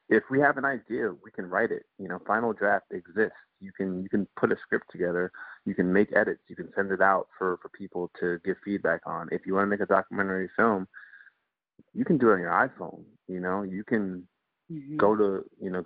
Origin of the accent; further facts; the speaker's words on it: Guyana; also born or lived in Antigua; now in United States; I was born in the States. I grew up in Guyana before I lived in Antigua for a few years before ultimately coming back to the States